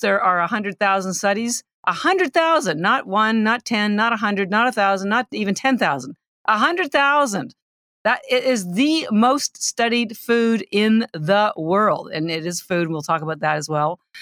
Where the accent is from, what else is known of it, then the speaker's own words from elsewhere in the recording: Canada; moved away as an adult; now in Boston, United States; I'm Canadian, although I've lived in Boston thirty-three years